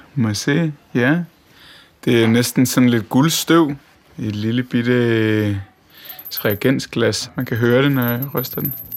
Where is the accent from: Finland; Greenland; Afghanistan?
Greenland; Tasiilaq; now in Denmark; hele min barndom er jeg boet her. Nå. Vokset op her.